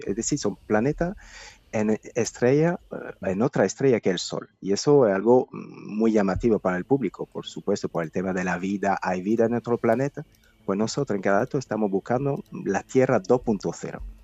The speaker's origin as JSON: {"language": "Spanish", "country": "France", "moved": "yes", "lives_now": "Spain", "said": "Yo soy francés"}